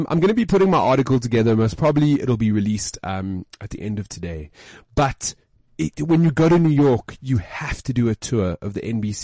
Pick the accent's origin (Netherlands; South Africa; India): South Africa; I'm from South Africa